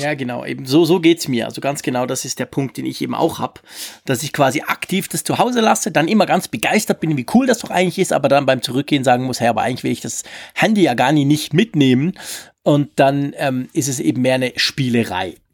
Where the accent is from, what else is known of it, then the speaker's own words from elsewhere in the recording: Switzerland; als Schweizer